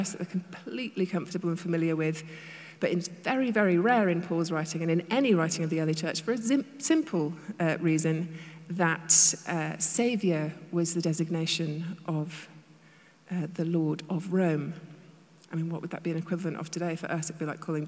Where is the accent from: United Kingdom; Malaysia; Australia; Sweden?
United Kingdom; now in United States; I'm British